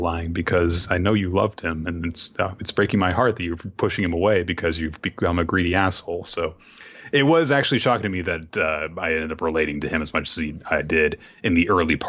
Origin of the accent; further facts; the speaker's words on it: Florida, United States; I'm from Florida, Chico. You can't kill me. I'm already dead.